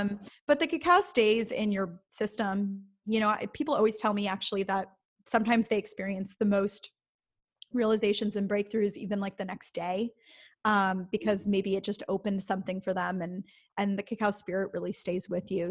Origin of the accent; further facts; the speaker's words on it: Midwest, United States; I grew up in the Midwest